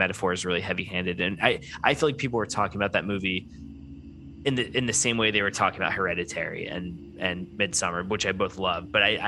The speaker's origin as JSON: {"language": "English", "town": "Tampa", "region": "Florida", "country": "United States", "tie": "born or raised there", "said": "I grew up near Busch Gardens, Tampa."}